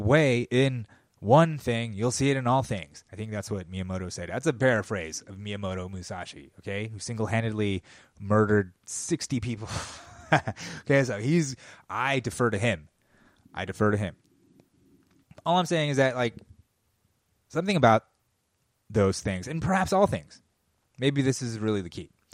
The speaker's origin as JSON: {"language": "English", "country": "United States", "said": "as an American"}